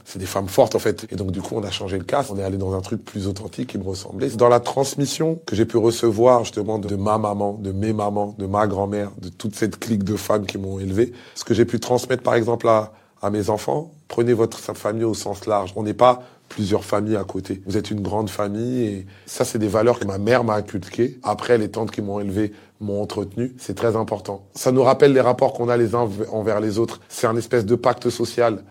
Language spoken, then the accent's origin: French; Kinshasa, DR Congo; now in France; je suis né, j'ai grandi à Kinshasa